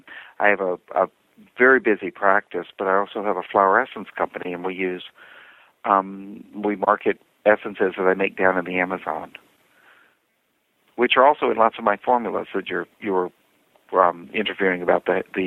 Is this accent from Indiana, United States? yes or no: no; Virginia, United States; I'm from Virginia, kind of lived all over the planet growing up.